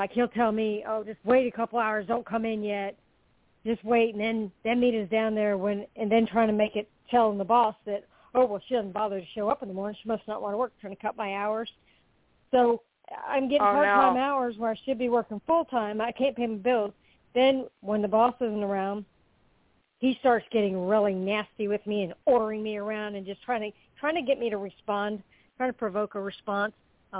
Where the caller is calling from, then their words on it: Florida, United States; I'm calling from Florida.